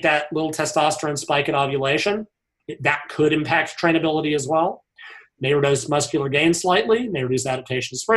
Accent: United States; I'm an American

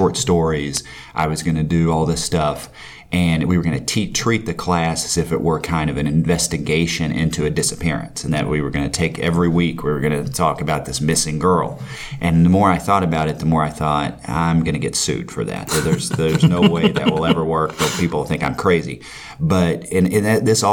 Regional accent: McCreary County, Kentucky, United States; I grew up in McCray County

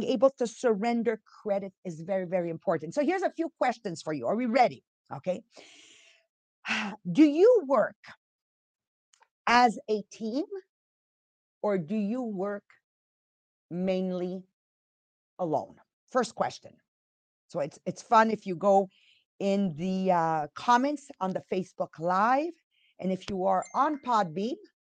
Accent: Montreal, Quebec, Canada; accent: Italian accent with French, East End Montreal; also born or lived in Italy; I'm from Montreal, Quebec. So you've got an Italian accent in there with a French, and then of course East End Montreal

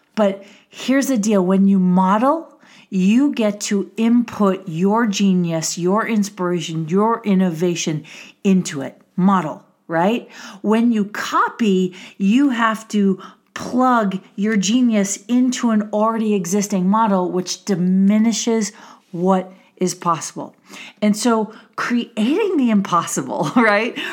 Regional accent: Milwaukee, Wisconsin, United States; I grew up in Wisconsin. Yes, I'm a cheesehead

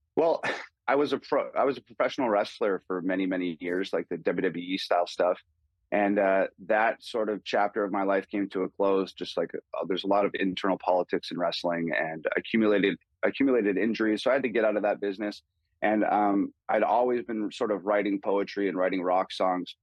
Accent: Canada; growing up in Canada.

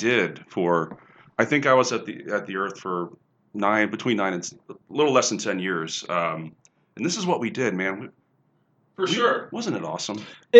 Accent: Cincinnati, Ohio, United States; We grew up in Cincinnati.

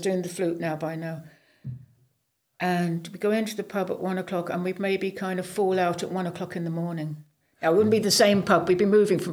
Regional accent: Leigh-on-Sea, East of England, United Kingdom; moved away as an adult; I grew up in Leigh-on-Sea, which is east of London, about 30 miles east of London

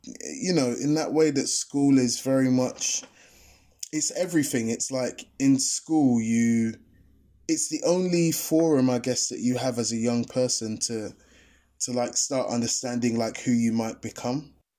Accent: London, United Kingdom; I'm the Londoner

